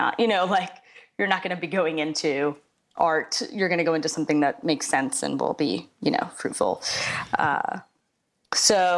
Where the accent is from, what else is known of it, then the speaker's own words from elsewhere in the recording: United States; I grew up just, you know, 4 miles outside of Manhattan in a very Cuban neighborhood